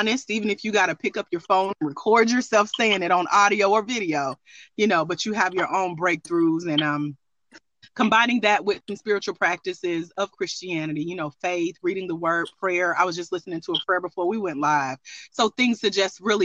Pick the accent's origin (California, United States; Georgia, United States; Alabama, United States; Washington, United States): Georgia, United States; Douglasville; I grew up in Douglasville, Georgia, down the street